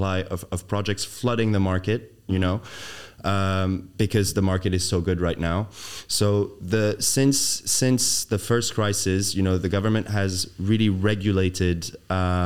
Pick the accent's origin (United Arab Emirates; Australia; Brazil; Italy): United Arab Emirates; Dubai; moved away; growing up in Dubai, coming back to Dubai was very easy.